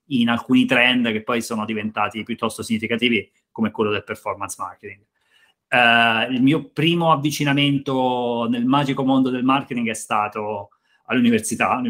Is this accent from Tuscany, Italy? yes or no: yes; Pietrasanta, Tuscany, Italy; vicino provincia di Lucca, vicino Forte dei Marmi, insomma, nel nord della Toscana.